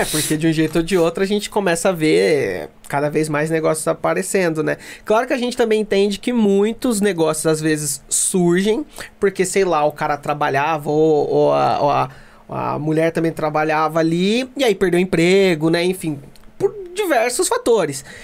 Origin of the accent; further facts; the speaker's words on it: Mogi das Cruzes, São Paulo, Brazil; eu sou de Jundiapeba